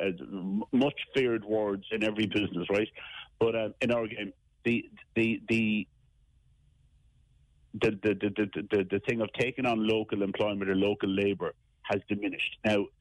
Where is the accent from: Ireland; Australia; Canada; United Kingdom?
Ireland; Cork, Munster; I'm from Cork. I'm from the Lough.